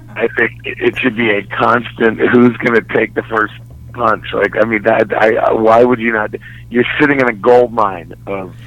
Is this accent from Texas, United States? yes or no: yes; Dallas, Texas, United States; moved away; born and raised in Dallas